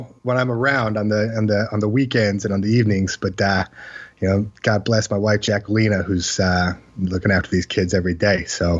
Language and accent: English; Utah, United States; also born or lived in Atlanta, Georgia / Provo, Utah; I was raised until I was 10 years old in Atlanta, Georgia. I was born in Provo, Utah, but by 9 months old, I was in Atlanta, Georgia. And so I consider myself from the South as well